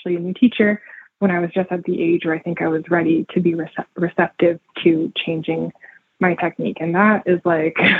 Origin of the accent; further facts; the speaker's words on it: California, United States; I grew up in California as well